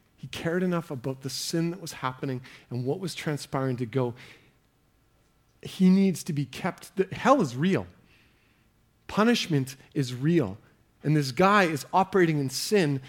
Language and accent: English; Canada; as Canadian Christians